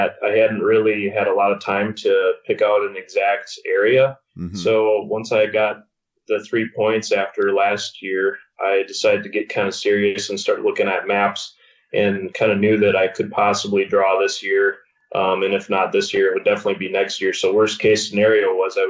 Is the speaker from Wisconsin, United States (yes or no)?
yes; Wisconsin, United States; I grew up in Wisconsin